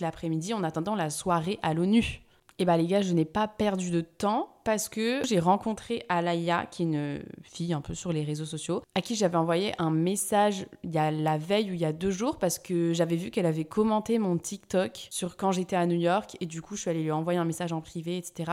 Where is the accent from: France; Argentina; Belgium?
France; Bordeaux, Nouvelle-Aquitaine; je venais de Bordeaux